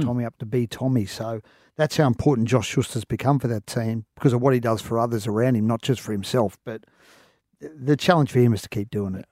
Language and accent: English; Queensland, Australia; as a Queenslander